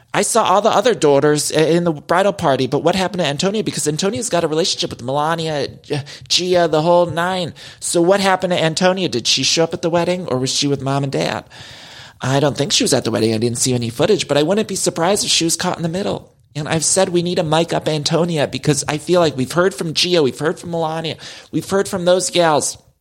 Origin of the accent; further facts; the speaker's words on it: Midwest, United States; I'm Italian. I'm from the Midwest.